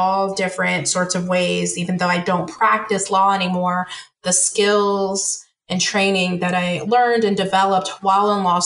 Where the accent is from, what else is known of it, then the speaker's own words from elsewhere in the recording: Washington, District of Columbia, United States; moved away as an adult; also born or lived in the South; I moved back home. So I moved from the South to the DC area.